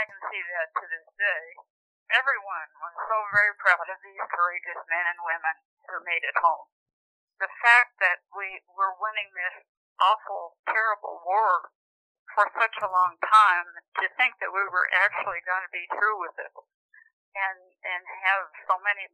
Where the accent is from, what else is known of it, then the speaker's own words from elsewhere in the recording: Cheyenne, Wyoming, United States; my mother and I traveled to the state of Wyoming, Cheyenne, to be exact. I was 9 years old when we went to live with relatives on their ranches